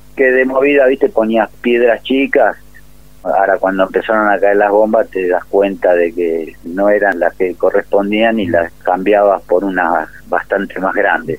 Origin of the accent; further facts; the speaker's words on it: Ciudad Evita, Buenos Aires Province, Argentina; De acá, de Ciudad de Vita, partido de La Matanza